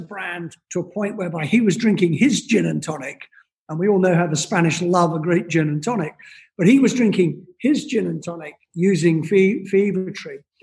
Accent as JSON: {"language": "English", "region": "Scotland", "country": "United Kingdom", "also_born_or_lived": "London", "moved": "yes", "lives_now": "New York, United States", "said": "originally from Scotland"}